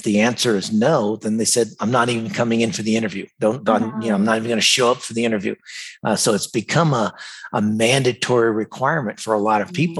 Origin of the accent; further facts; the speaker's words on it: United States; moved away as an adult; also born or lived in Dallas / Singapore; I grew up in the United States